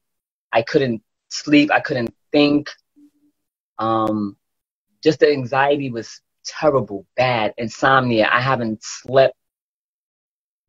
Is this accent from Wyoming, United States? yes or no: no; New York City, New York, United States; I'm from Brooklyn, New York. Probably sound like it too